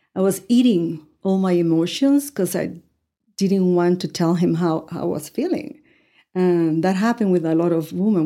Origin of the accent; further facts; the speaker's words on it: Ponce, Puerto Rico; English is a second language; moved away as an adult; also born or lived in Cuba; now in Amarillo, United States; I was raised in Ponce